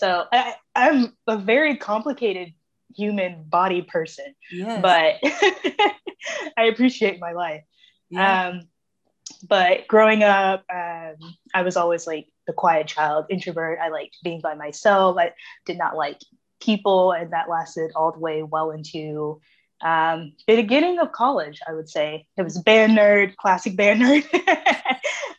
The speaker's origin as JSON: {"language": "English", "town": "Springfield", "country": "United States", "tie": "born or raised there", "moved": "yes", "lives_now": "Memphis, United States", "said": "I was born in Springfield"}